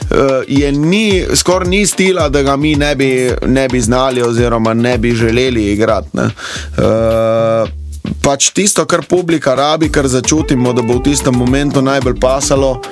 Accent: Dutovlje, Littoral, Slovenia; also born or lived in Ljubljana; jaz sem prav iz Dutovelj na Krasu

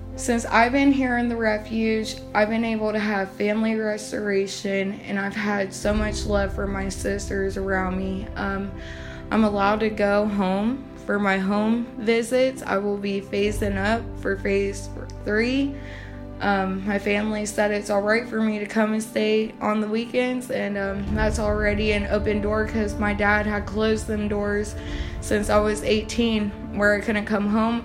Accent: Newark, Ohio, United States; I'm from Newark, Ohio

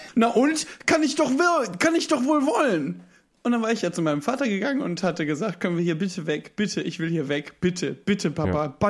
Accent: Düsseldorf, North Rhine-Westphalia, Germany; ich bin ja gebürtiger Düsseldorfer

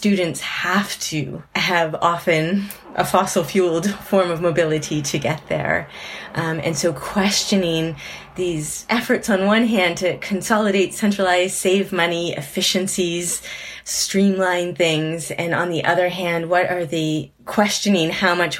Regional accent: Nova Scotia, Canada; now in Manchester, United Kingdom; I was from Nova Scotia

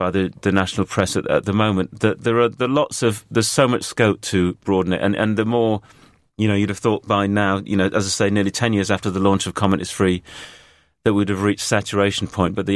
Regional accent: York, Yorkshire and the Humber, United Kingdom; accent: northern; moved away; I go up to York once a, uh, uh once a month for the weekend to see my family

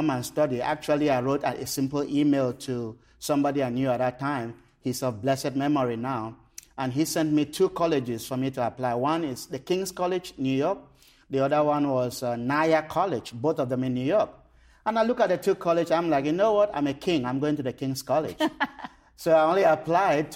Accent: Cameroon; I was born and raised in Cameroon

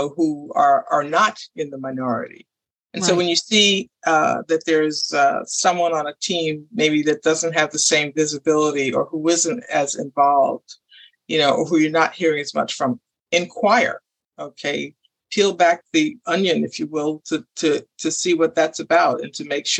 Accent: New York, United States; I grew up in New York

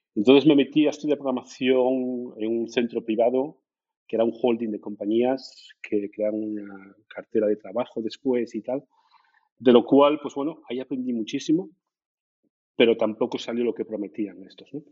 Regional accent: Gijón, Asturias, Spain; moved away as an adult; now in Germany; soy de Gijón, soy de la zona de, del Llano, Seares, ahí, ahí crecí

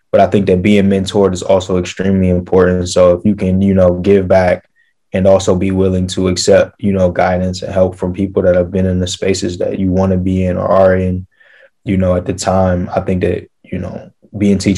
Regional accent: Atlanta, Georgia, United States; born there; I was born in Atlanta, so you know I was tasked with finding a university in Atlanta

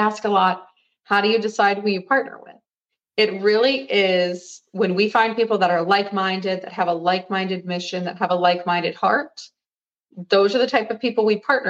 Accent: an hour south of Cleveland, Ohio, United States; I'm from Ohio. I'm from an hour south of Cleveland

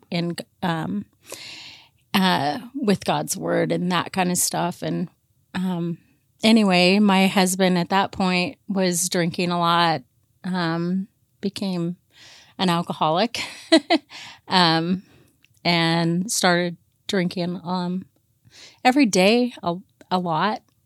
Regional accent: Portland, Oregon, United States; I grew up mainly here in, in the Portland area

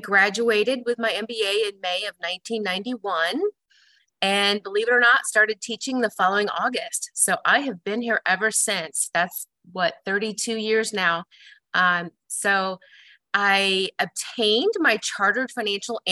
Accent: Des Moines, Iowa, United States; moved away as an adult; also born or lived in Chicago, Illinois; now in Omaha, United States; I grew up in Des Moines, Iowa, and I attended Iowa State University

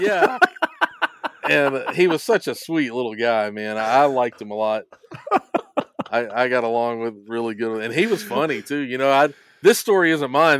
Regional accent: Hendersonville, Tennessee, United States; I was from Hendersonville, Tennessee

